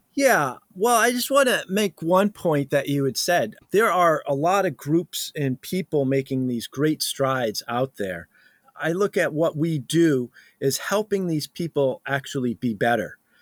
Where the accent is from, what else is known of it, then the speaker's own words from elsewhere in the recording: New England, United States; I'm from New England, so we're used to this frost in the morning